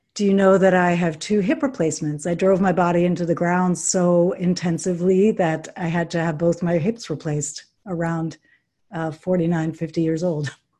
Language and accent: English; New York City, New York, United States; I grew up in New York City